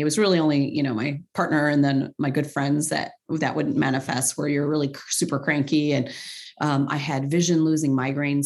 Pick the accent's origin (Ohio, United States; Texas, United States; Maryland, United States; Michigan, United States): Ohio, United States; Cleveland; also born or lived in Middle East; I'm from Cleveland, where it's the home to the Rock and Roll Hall of Fame